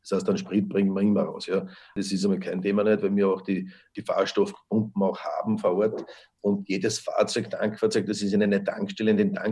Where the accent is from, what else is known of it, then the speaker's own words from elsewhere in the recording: Lower Austria, Austria; da sind wir sicher europaweit vorne als Niederösterreicher